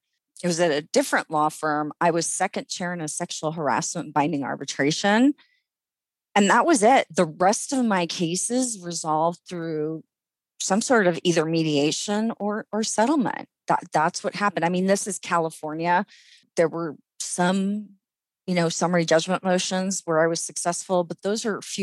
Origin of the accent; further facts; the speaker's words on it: Saudi Arabia; I grew up in the Middle East where discrimination was not only not unlawful, it was the law. My parents' ID cards in Saudi Arabia had their religion and their national origin.